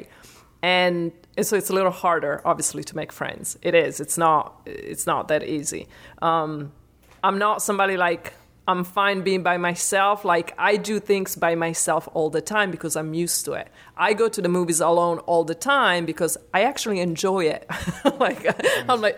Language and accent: English; Italy; moved away as an adult; also born or lived in New York; now in Orlando, United States; 20 years ago, I came from Italy to New York, so on my own.